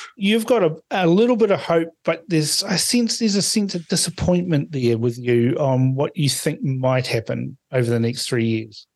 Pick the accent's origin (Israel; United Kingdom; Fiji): Fiji; Suva, Central Division; now in New Zealand; I was born in Suva